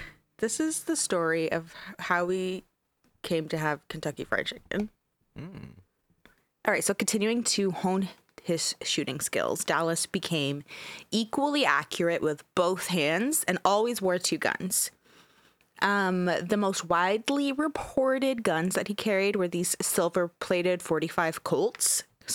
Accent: Canada; We're Canadian, so I didn't know what the Texas Panhandle was.

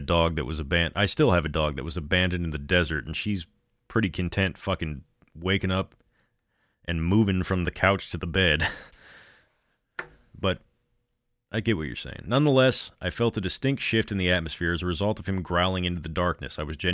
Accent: Denver, Colorado, United States; I've lived most of my life here in Colorado. I was born and raised in Denver. I took a hiatus when I went to college out of state, but I came back, and home is home.

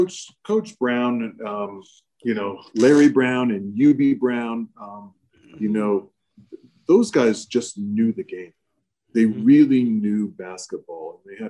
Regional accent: Germany; born there; So I was born on Air Force Base in Germany.

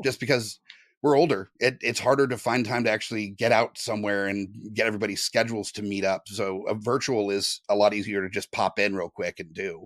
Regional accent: Southern California, United States; moved away; I'm originally from Southern California

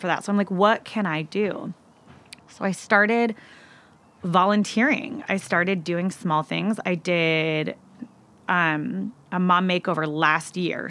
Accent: Seattle, Washington, United States; moved away; I'm originally from Seattle, Washington, and I moved out fairly young

